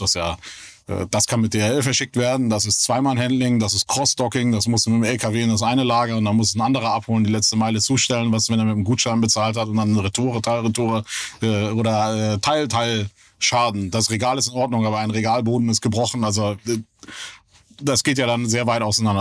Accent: Kiel, Schleswig-Holstein, Germany; moved away; also born or lived in Hamburg; Deutschland aufgewachsen, ja. Bin äh, gebürtiger Kieler

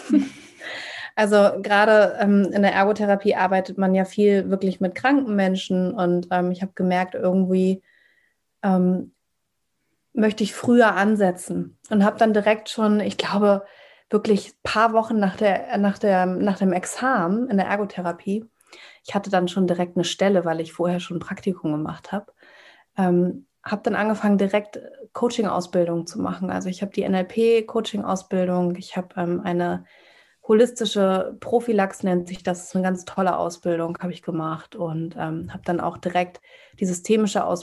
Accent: Hamburg, Germany; ich bin 34 Jahre alt, komme aus Hamburg, bin Hamburger Dern, bin hier geboren und aufgewachsen.

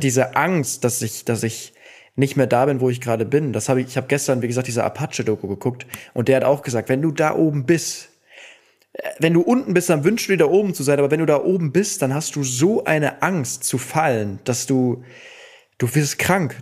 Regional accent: Cologne, North Rhine-Westphalia, Germany; ich komme ja auch aus Köln

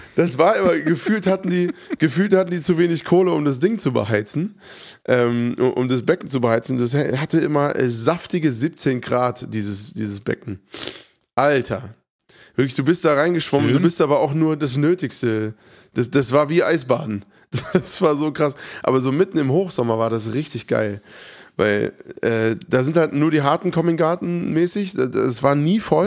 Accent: Hofheim, Germany; in Hofheim, meiner Heimatstadt

